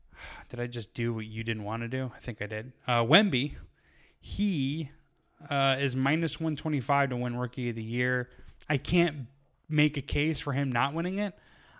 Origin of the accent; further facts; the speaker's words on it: Southern California, United States; I'm from Southern California. I live in Southern California.